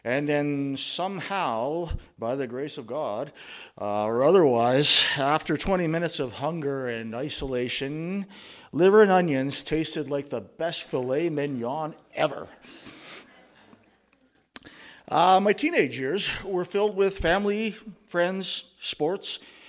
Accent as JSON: {"language": "English", "town": "Yorkton", "region": "Saskatchewan", "country": "Canada", "tie": "born there", "said": "I was born on August 4th, 1970, in the thriving metropolis of Yorkton, Saskatchewan."}